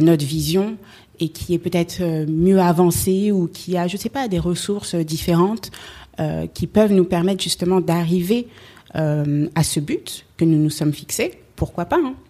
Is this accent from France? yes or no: yes; Paris, Île-de-France, France; je suis née à Paris, j'ai grandi à Paris